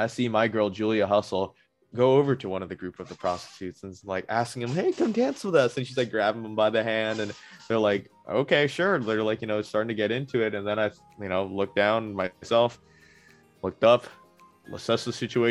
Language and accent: English; United States; we're from America.